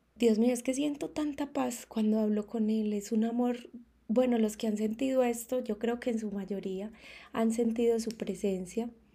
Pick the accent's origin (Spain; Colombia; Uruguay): Colombia; moved away as an adult; now in Mexico; yo partí de mi país natal, que es Colombia, mi amada Colombia